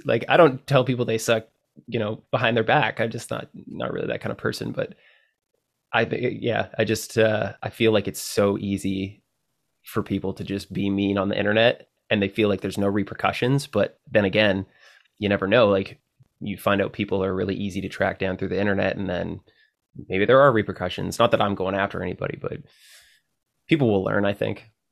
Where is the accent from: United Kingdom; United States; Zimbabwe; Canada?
Canada; as a Canadian